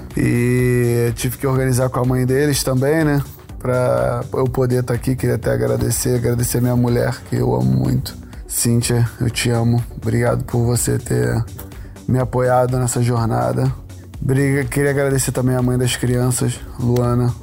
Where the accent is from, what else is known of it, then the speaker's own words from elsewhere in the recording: Rio de Janeiro, Brazil; nascido e criado em Curicica, Jacarepaguá, Rio de Janeiro